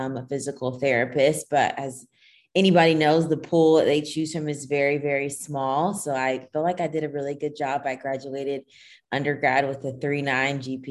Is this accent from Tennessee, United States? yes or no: yes; Nashville, Tennessee, United States; also born or lived in Kingston, Jamaica; I was born in Kingston, Jamaica. So all my family is Jamaican, but I grew up in Nashville, Tennessee.